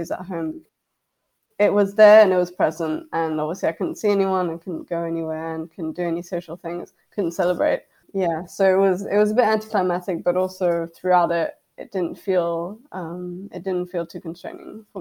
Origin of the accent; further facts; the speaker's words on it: France; moved away as an adult; now in Edinburgh, United Kingdom; I'm from France, and in France the degrees are very field orientated.